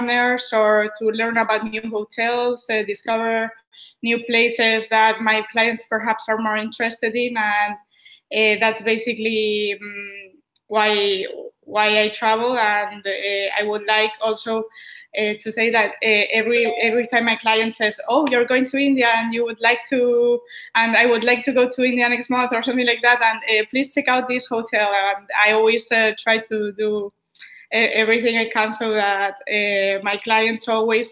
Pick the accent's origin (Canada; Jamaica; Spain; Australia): Spain; Madrid, Community of Madrid; I was born and raised in Madrid